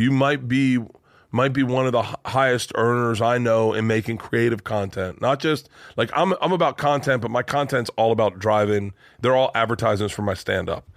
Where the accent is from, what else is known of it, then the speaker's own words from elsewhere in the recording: Tampa, Florida, United States; I'm from Tampa